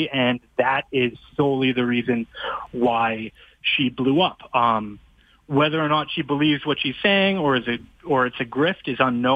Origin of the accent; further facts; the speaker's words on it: Fort Saskatchewan, Alberta, Canada; my hometown of Fort Saskatchewan